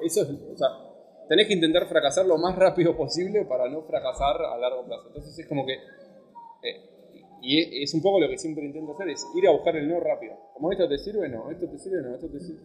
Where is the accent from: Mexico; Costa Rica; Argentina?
Argentina; moved away as an adult; now in Barcelona, Spain; yo soy argentino, estoy acá